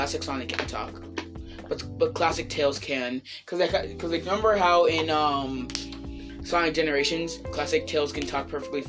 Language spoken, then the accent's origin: English; Haverhill, Massachusetts, United States; No. I'm from Haverhill.